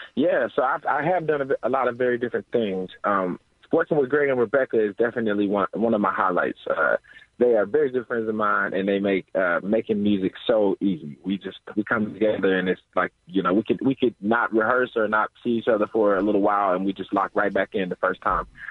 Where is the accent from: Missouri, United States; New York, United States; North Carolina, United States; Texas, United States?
Missouri, United States; St. Louis; moved away as an adult; now in Pittsburgh, United States; I'm from St. Louis originally